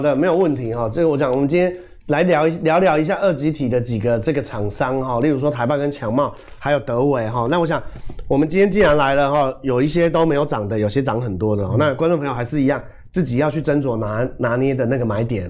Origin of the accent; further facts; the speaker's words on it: Taiwan; 我们台湾人